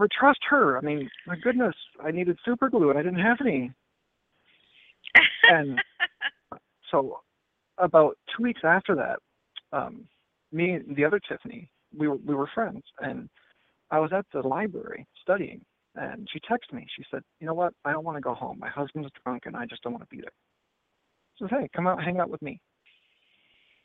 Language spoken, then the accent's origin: English; Port Huron, Michigan, United States; moved away as an adult; I'm originally from Michigan, from Port Huron, Michigan